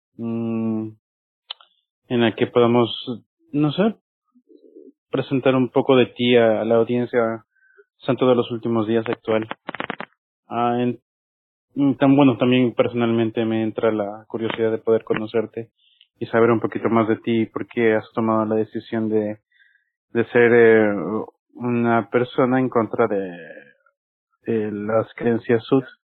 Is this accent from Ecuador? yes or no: yes; Ecuador; soy de Ecuador